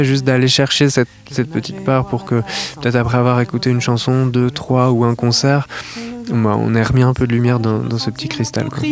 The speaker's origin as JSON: {"language": "French", "town": "La Rochelle", "region": "Nouvelle-Aquitaine", "country": "France", "said": "je viens de La Rochelle"}